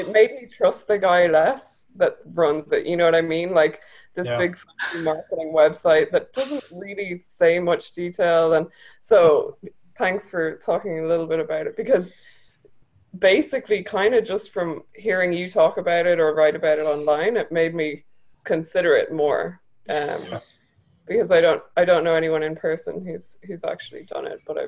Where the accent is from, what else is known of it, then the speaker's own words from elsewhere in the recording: Ireland; I'm from Ireland, so.